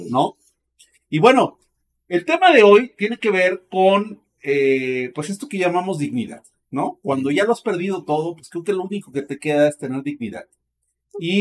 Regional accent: Mexico

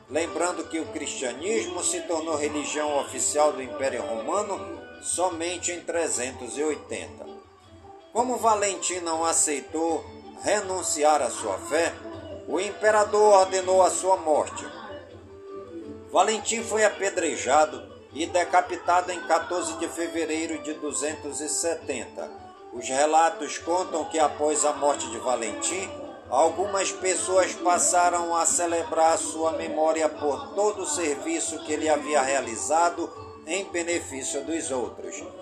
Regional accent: Careiro da Várzea, Amazonas, Brazil; born or raised there; now in Manaus, Brazil

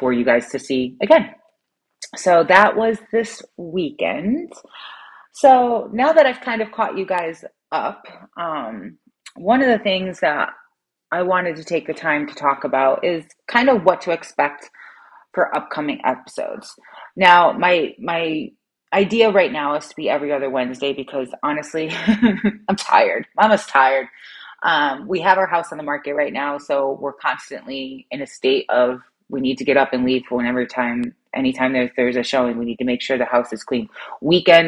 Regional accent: New England, United States; we're from New England.

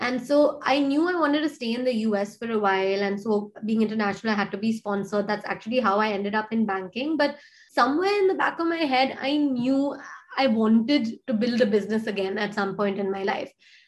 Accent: India; I grew up partly in India, partly outside of India. I wanted to build something in my country, right?

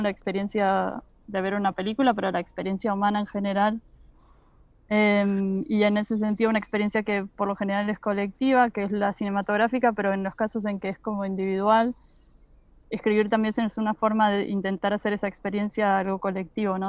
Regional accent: Argentina; como argentinos

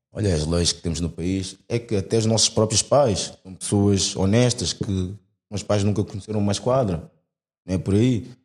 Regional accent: Portugal; nasci cá, minha vida toda foi cá

